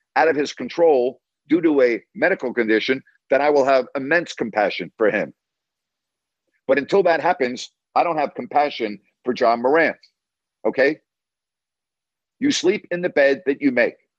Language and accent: English; Long Island, New York, United States; I actually grew up in a community on Long Island that had a very high Jewish population